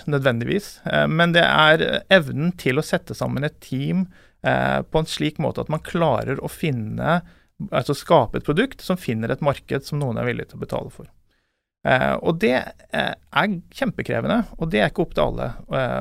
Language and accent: Norwegian; Askøy, Vestland, Norway; accent: halvkvasi bergensdialekt; Jeg er jo da en ordentlig stril, som du hører på målet. Jeg kommer fra Askøy utenfor Bergen. Jeg eh, har eh, bodd mange år i utlandet, så derfor så ble det en sånn halvkvasi bergensdialekt.